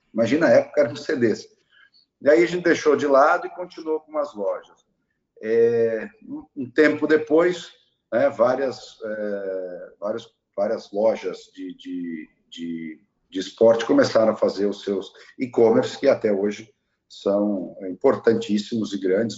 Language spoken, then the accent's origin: Portuguese; Farroupilha, Rio Grande do Sul, Brazil; moved away; also born or lived in São Paulo; nasci em Farroupilha